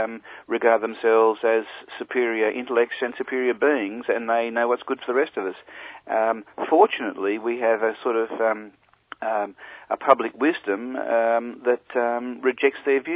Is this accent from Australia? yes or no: yes; Australia; us, people who are born and bred in Australia